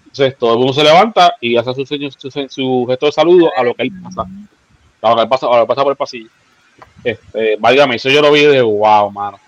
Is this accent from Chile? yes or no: no; San Juan, Puerto Rico; yo me crié en Santurce, en Barrio Obrero